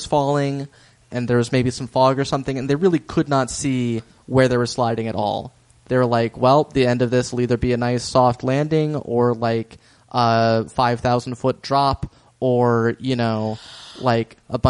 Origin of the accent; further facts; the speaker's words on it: Norway; Also, guys, like, you know what? I'm from Norway.